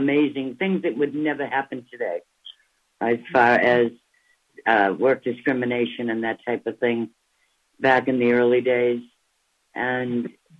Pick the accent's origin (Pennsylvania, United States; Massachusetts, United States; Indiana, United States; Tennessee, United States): Massachusetts, United States; Boston area; also born or lived in Cambridge, Massachusetts; I am originally from the Boston area, about 7 miles northwest of Boston